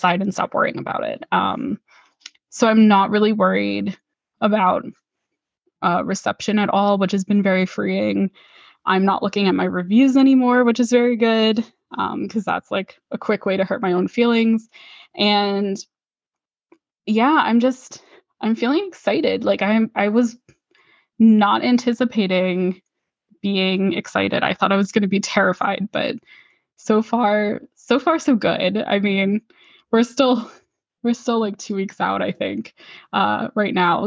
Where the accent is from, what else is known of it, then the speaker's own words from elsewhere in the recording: Pennsylvania, United States; my hometown in Pennsylvania